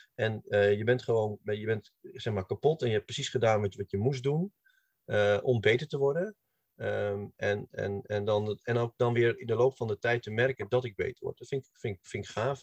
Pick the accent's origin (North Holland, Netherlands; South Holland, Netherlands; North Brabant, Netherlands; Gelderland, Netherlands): North Holland, Netherlands; Hilversum; ik kom uit Hilversum.